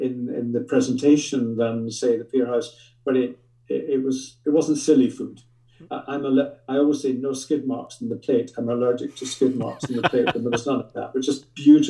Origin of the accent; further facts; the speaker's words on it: Scotland, United Kingdom; moved away; I grew up in Scotland and I love Scotland